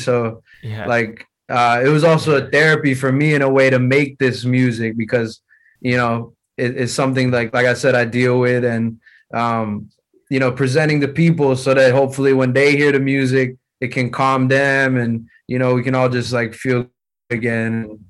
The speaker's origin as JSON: {"language": "English", "country": "United States", "tie": "born there", "said": "But at the same time, I'm born in the U.S., so, you know, I grew up listening to hip-hop."}